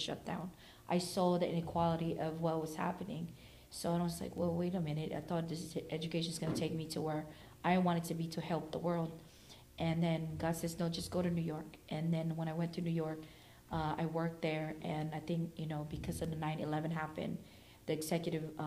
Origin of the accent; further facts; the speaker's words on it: Philippines; moved away; also born or lived in Oakland, California; I was born and raised in the Philippines, moved here in Oakland